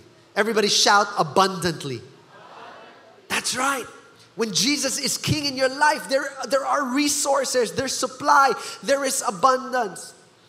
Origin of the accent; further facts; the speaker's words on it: Philippines; But as a Filipino, here's how I know that this is so Filipino.